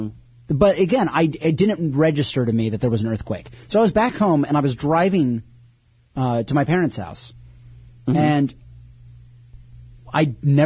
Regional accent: North Carolina, United States; also born or lived in New York; I grew up in North Carolina

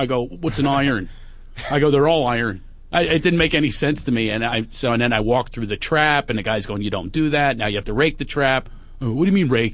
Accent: Philadelphia, Pennsylvania, United States; moved away; Which is my hometown

